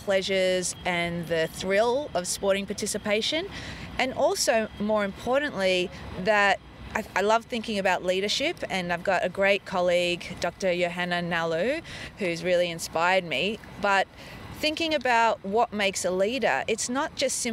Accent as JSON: {"language": "English", "town": "Melbourne", "region": "Victoria", "country": "Australia", "tie": "born or raised there", "said": "I did grow up in Melbourne"}